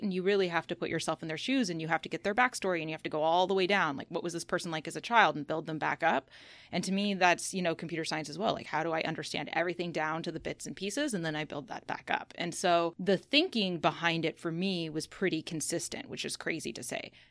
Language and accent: English; Seattle, Washington, United States; I'm from Seattle, and I went from a school here, high school here, to the University of Washington in Seattle